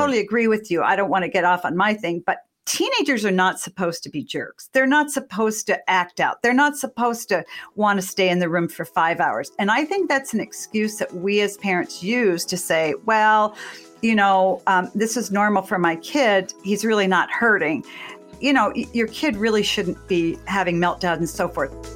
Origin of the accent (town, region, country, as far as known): Massachusetts, United States; born or raised there